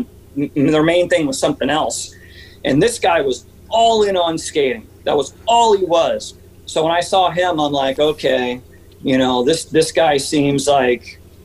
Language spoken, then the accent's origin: English; Santa Barbara, California, United States; also born or lived in Santa Paula, California; moved to Santa Barbara when I was about 6 or 7 years old.